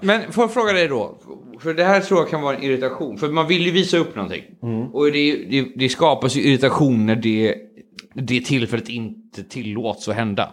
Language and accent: Swedish; Sweden; vi svenskar